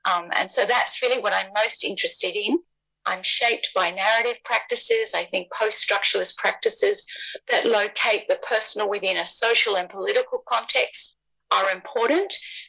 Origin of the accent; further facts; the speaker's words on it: New Zealand; now in Australia; I come from Aotearoa. However, I've lived more on the lands of the First Peoples of this country than on my own grandfather's country.